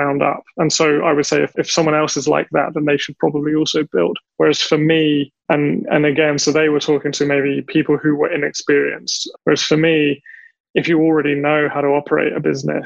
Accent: England, United Kingdom; now in Taiwan; I'm English

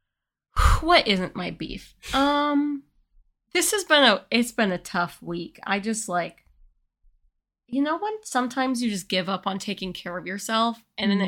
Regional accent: United States; We are women. We are white. We are American.

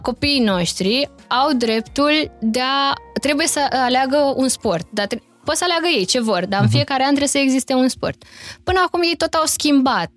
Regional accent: Romania; moved away as an adult; noi ca români

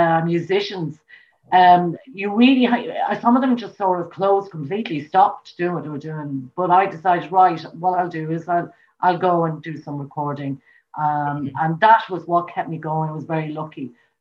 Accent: Dublin, Leinster, Ireland; now in Meath, Ireland; I was born in Dublin and in South Dublin. I moved to the countryside, Mead, in County Mead. It's just a neighbouring county.

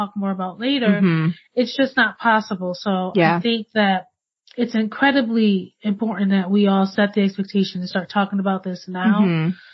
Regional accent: Connecticut, United States; born and raised in Connecticut, and I did what most Connecticut girls

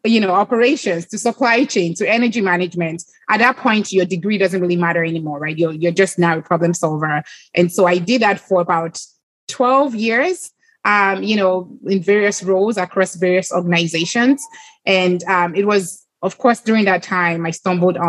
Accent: Lagos, Nigeria; moved away; I grew up in Lagos, Nigeria

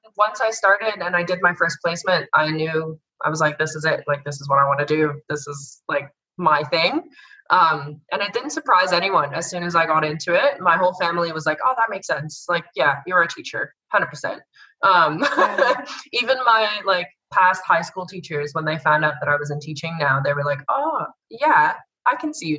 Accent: Netherlands; accent: Canadian; now in Australia; No, so I sound Canadian. I'm from the Netherlands.

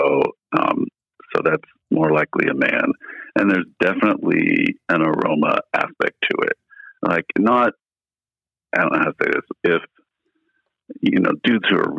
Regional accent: Midwest, United States; I grew up in the Midwest

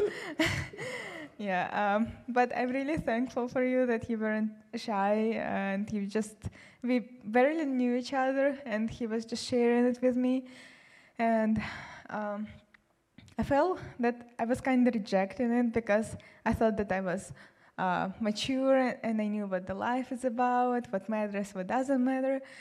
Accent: Siberia, Russia; moved away as an adult; also born or lived in South Carolina; now in United States; I'm from Siberia, and um, I came here to study economics

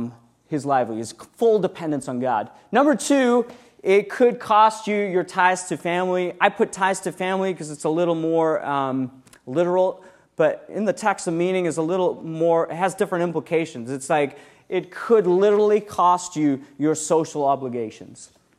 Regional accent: South Africa; also born or lived in around the world; When I was 16 years old, I grew up in South Africa. I'm kind of an interesting person, growing up around the world, doing cool things.

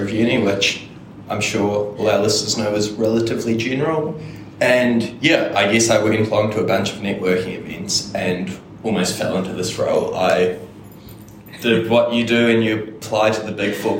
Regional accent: Auckland, New Zealand; growing up in Auckland and also going to Auckland Uni

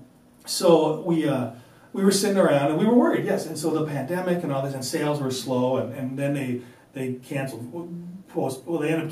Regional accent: Apple Valley, Minnesota, United States; now in Maple Grove, United States; growing up in Apple Valley and then mm-hmm. being in Maple Grove

